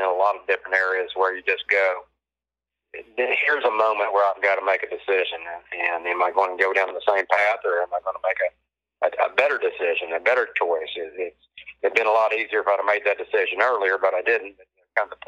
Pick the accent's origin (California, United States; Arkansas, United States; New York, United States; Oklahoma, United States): Oklahoma, United States; Hera; I grew up in Hera, Oklahoma, the big metropolis of Hera.